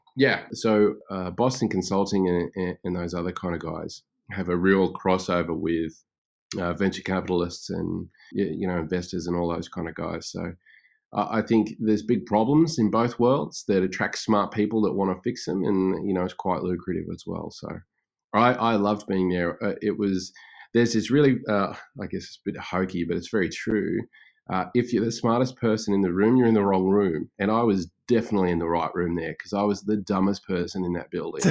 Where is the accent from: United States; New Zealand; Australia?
Australia; also born or lived in Brisbane; I am Australian, and obviously, and, uh, based in Brisbane with my family at the moment